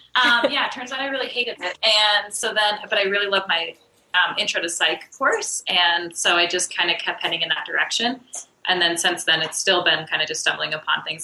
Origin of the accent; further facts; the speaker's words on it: Wyoming, United States; now in Denver, United States; I'm originally from Wyoming.